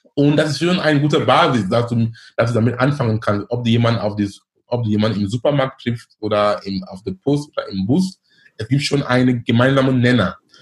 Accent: Cameroon; German is a second language; moved away as an adult; also born or lived in Darmstadt, Germany / Munich, Germany / Ruhr area, Germany; now in Germany; Ich bin gebürtiger Kameruner. Ich lebe in Deutschland über neunzehn Jahren. Ich bin damals gekommen wegen Studium.

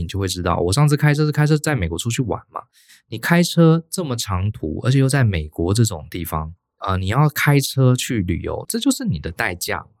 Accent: Taiwan; 在台湾，我从小在台湾生长，还真的很少人跟我们讲过这样的话。

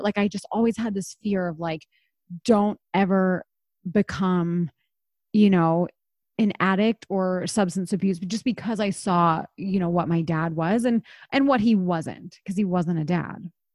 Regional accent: East Coast, United States; moved away; I grew up on the East Coast and that was a big part of my childhood

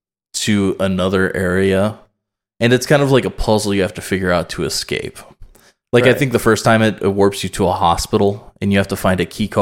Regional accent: United States; I'm an American, goddammit.

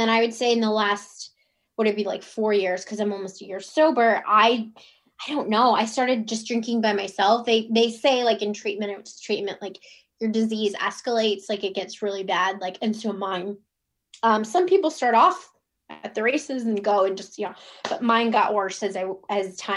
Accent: Cleveland, Ohio, United States; now in Virginia, United States; I'm from Cleveland, Ohio, and currently I live in Virginia

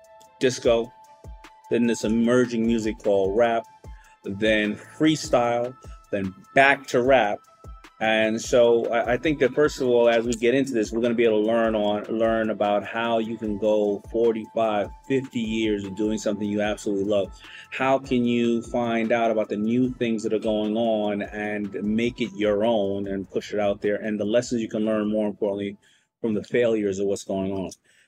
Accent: New York City, New York, United States; I'm a New Yorker

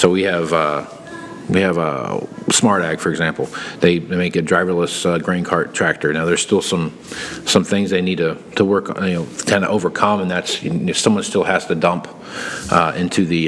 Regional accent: southern Kansas, United States; growing up in Kansas, where I grew up at in the southern part

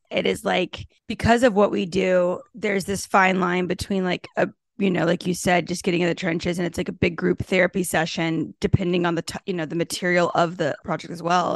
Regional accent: Texas, United States; i grew up in texas as the tomboy playing sports

